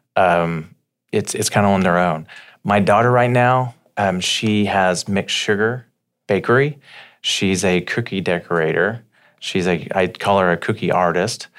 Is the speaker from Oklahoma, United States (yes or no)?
yes; Slaughterville, Oklahoma, United States; I grew up in Slaughterville, Oklahoma